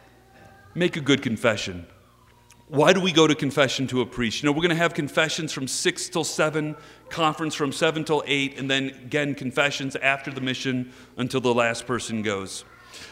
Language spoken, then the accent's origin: English; Texas, United States; I am from Texas.